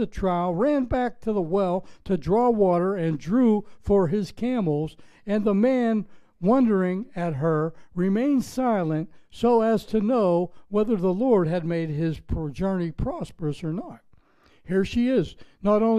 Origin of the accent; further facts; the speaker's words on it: Pittsburgh, Pennsylvania, United States; accent: Pittsburgh; moved away as an adult; now in Florida, United States; I'm from Pittsburgh, Pennsylvania. We were pretty friendly when I left there 30 years ago